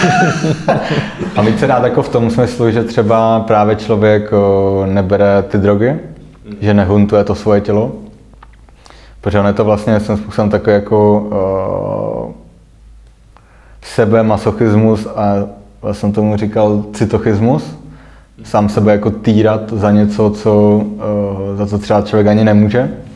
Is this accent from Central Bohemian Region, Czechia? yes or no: no; Prague, Czechia; jsem nastoupil jako Pražák